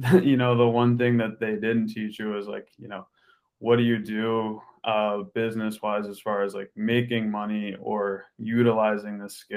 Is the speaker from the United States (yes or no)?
yes; Pittsburgh, Pennsylvania, United States; I grew up in Pittsburgh, Pennsylvania. That's where I grew up.